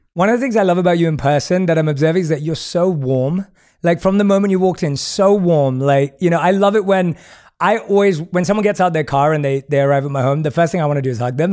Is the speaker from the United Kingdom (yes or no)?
yes; London, United Kingdom; moved away as an adult; We're both born and raised in London.